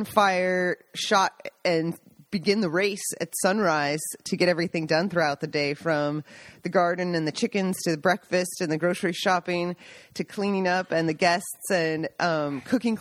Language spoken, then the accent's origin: English; Seattle, Washington, United States; now in Italy; I'm from Seattle.